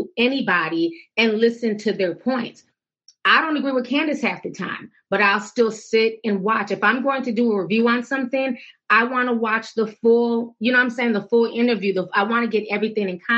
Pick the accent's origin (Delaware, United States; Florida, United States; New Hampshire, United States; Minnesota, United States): Minnesota, United States; Minneapolis; also born or lived in St. Paul; coming from the Twin Cities, growing up in Minneapolis and St. Paul